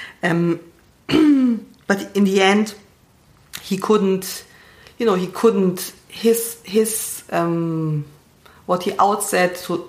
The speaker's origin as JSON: {"language": "English", "region": "East Germany", "country": "Germany", "said": "I'm from East Germany"}